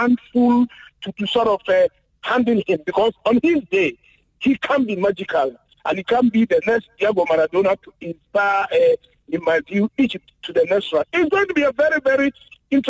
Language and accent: English; Ghana; as a Ghanaian who have lived in Ghana